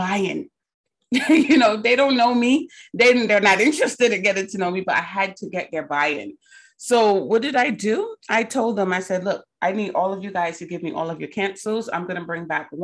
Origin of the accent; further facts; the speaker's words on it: Barbados; moved away; I'm from Barbados originally. So sometimes your accent come out when you get real passionate about something.